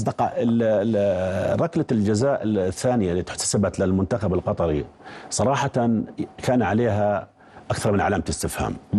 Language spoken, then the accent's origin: Arabic; Jordan; احنا كاردنيين